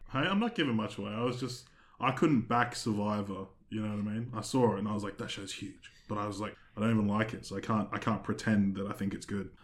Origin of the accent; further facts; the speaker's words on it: Australia; we're not American, we're Australian